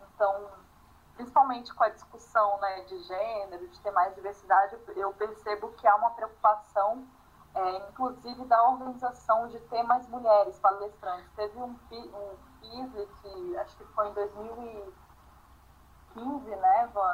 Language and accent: Portuguese; Brasília, Federal District, Brazil; moved away as an adult; also born or lived in Rio Grande do Sul; Eu cresci em Brasília, então minha família toda é do Rio Grande do Sul. Eu fui para Brasília com 6 anos de idade e saí com 25